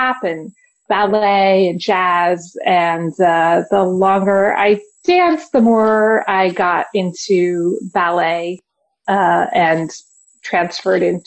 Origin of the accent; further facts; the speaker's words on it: Virginia, United States; moved away; I'm from Virginia originally